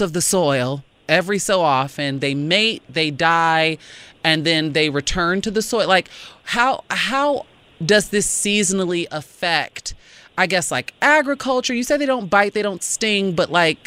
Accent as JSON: {"language": "English", "town": "Chicago", "region": "Illinois", "country": "United States", "tie": "born or raised there", "said": "I grew up in Chicago"}